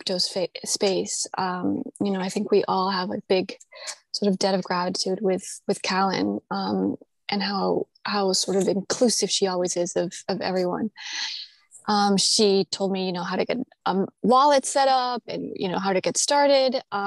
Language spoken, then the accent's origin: English; Colombia; moved away; also born or lived in United States; I grew up in Colombia, but we left sort of in my youth because of problems, obviously, in the country